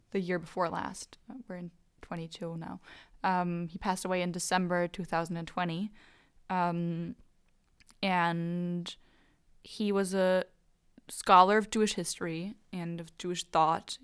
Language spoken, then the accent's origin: English; Germany; growing up in Germany with American grandparents